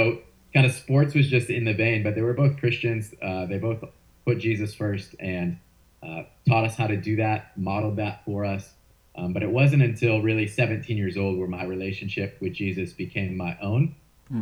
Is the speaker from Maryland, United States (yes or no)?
no; St. Louis, Missouri, United States; I grew up in St. Louis, Missouri, and fell in love with sports